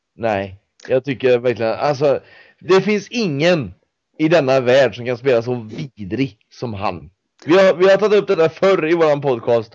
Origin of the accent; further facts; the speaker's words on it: Mariestad, Västra Götaland, Sweden; som då kommer från Mariestad från början